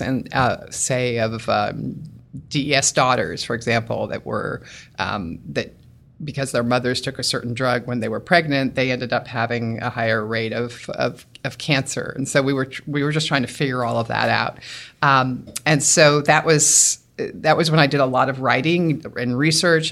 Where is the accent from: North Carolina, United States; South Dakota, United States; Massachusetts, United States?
Massachusetts, United States; Newton; also born or lived in Bethesda, Maryland; Grew up, grew up in West Newton, Massachusetts, went to Newton North High School